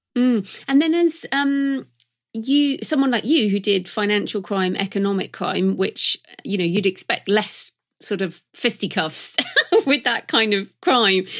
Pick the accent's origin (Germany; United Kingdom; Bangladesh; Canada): United Kingdom; I'm British